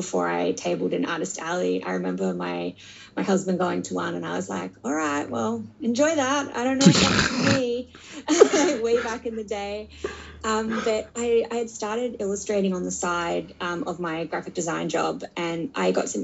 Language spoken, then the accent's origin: English; Australia; also born or lived in United States; I'm from Australia originally.